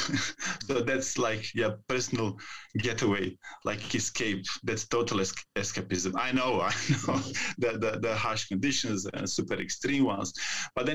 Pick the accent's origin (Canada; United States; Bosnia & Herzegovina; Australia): Bosnia & Herzegovina; Zenica, Federation of Bosnia and Herzegovina; now in Sarajevo, Bosnia and Herzegovina; I live in Sarajevo, Bosnia and Herzegovina, but actually I come from Zenica, that small city, 70 kilometers from here, steel plant city.